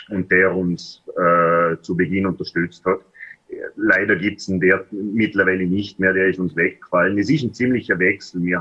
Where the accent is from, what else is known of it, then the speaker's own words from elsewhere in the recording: Vorarlberg, Austria; Äh, wo ich danke sagen darf, ist meine Heimatgemeinde äh, in Vorarlberg unterstützt uns jedes Jahr